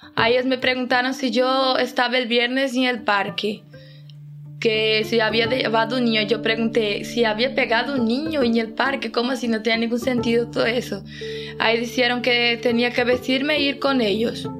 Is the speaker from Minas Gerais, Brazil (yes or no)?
no; Itapuranga, Goiás, Brazil; now in Oviedo, Spain; soy de Itapuranga, Goiás y vivo en Oviedo, Asturias desde 2017.